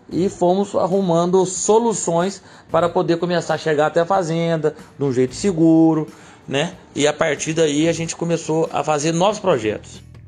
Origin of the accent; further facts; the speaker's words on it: Cruzília, Minas Gerais, Brazil; Sou de Cruzilha